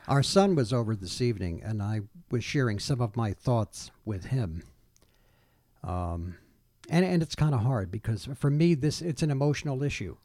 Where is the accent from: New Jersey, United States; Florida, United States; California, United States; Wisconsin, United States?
New Jersey, United States; Old Bridge; also born or lived in Newark, New Jersey; my hometown, not only in, in Oldbridge, where, where I grew up, but in the housing development that I was raised